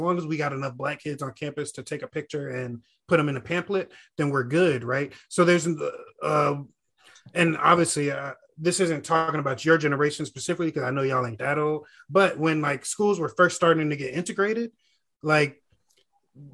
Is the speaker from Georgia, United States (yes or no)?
yes; Gwinnett, Georgia, United States; I grew up in Gwinnett